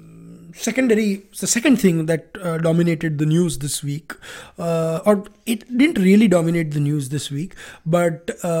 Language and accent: English; Gujarat, India; I'm from Gujarat.